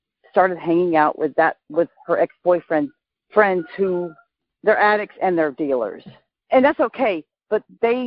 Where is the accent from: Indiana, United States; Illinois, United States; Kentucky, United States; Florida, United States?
Florida, United States; now in Oregon, United States; I'm from Florida, by the way. But I live in Oregon